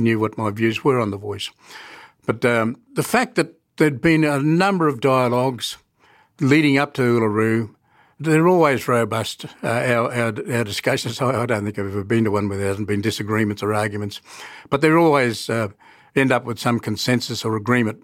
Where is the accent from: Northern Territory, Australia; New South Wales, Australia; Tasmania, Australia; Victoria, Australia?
Northern Territory, Australia; Katherine; I grew up in Catherine